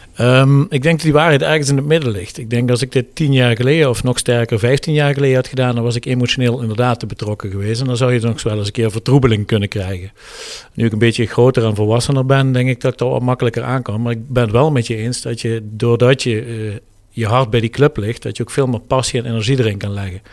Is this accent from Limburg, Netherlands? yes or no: yes; Heerlen, Limburg, Netherlands; geboren en getogen in het Heerlense.